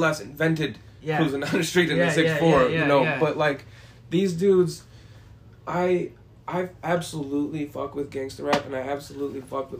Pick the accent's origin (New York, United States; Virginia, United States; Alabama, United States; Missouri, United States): New York, United States; Rochester; I'm from Rochester as a whole